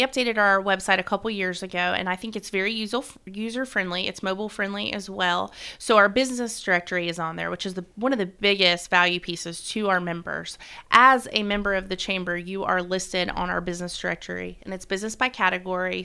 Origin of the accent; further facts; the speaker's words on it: South Florida, United States; now in Gallatin, United States; I'm from South Florida